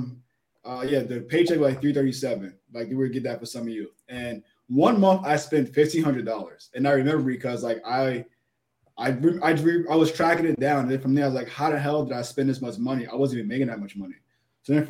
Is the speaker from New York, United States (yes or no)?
yes; New York City, New York, United States; South Jamaica. Born and raised.